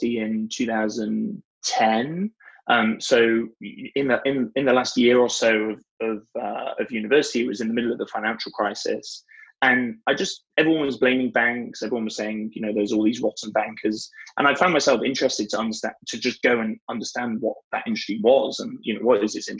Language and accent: English; Leeds, Yorkshire and the Humber, United Kingdom; moved away; I grew up in Northern England, in a town called Leeds